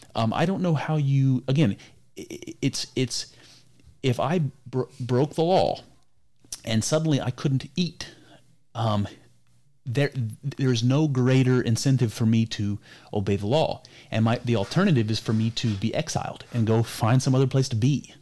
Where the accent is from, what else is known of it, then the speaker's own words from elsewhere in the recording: United States; I'm an American. You know, I come from this culture and heritage of America